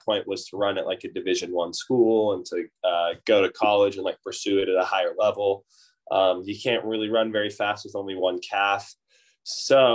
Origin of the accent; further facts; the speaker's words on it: Oakland, California, United States; I grew up in the Bay Area in Oakland